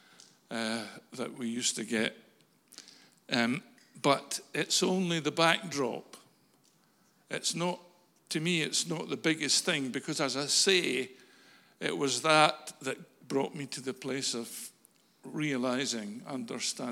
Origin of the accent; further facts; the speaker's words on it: Falkirk, Scotland, United Kingdom; moved away as an adult; I'm a Falkirk boy. I was born in Falkirk Royal Infirmary in 1950, the 5th of September. And I lived in Falkirk for the first 25 years of my life